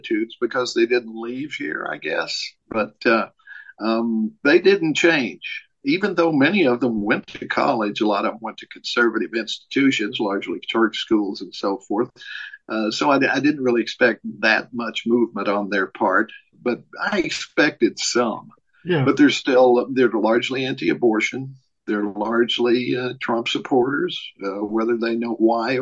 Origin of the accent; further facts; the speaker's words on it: Tennessee, United States; moved away as an adult; also born or lived in Minnesota; I moved back to my hometown in Tennessee from liberal Minnesota